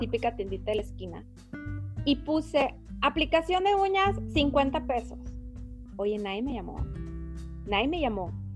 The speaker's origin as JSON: {"language": "Spanish", "country": "Mexico", "said": "como buena mexicana que soy"}